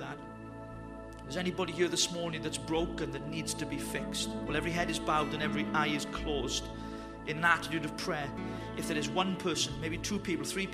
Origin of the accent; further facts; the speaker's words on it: Wales, United Kingdom; I'm Welsh